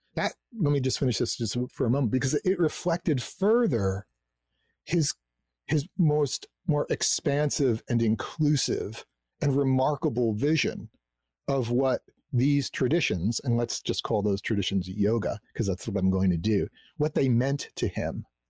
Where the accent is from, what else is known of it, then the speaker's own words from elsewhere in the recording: New Jersey, United States; I grew up in New Jersey, you know, in this suburban community